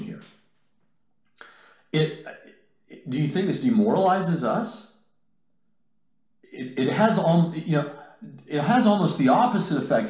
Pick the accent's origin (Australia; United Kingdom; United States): United States; Nashville, Tennessee; Nashville, Tennessee, not far from here, my hometown, what I consider to be my hometown